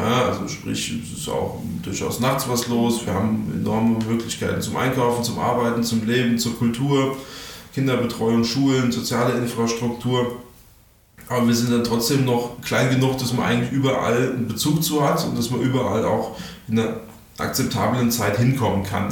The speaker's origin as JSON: {"language": "German", "town": "Darmstadt", "region": "Hesse", "country": "Germany", "said": "bei uns in Darmstadt"}